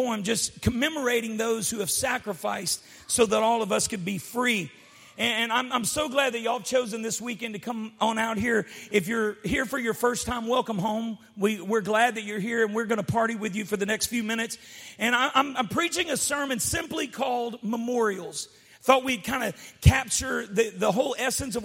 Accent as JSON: {"language": "English", "country": "United States", "tie": "born or raised there", "said": "I grew up in the United States"}